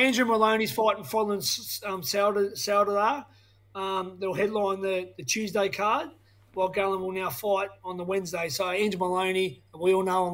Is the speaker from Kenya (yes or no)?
no; Tasmania, Australia; I'm from Tasmania where we don't even know the sport.